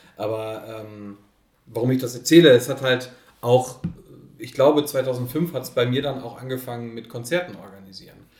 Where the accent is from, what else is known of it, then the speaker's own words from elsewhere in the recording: Oelde, North Rhine-Westphalia, Germany; in der Alten Post in Oelde, in meiner Heimatstadt